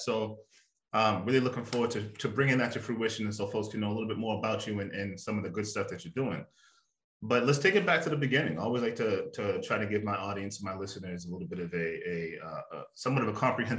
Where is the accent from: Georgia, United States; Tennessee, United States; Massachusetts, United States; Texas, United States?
Massachusetts, United States; Malden; I am from Massachusetts as well, from the sort of the next city over from you, Malden.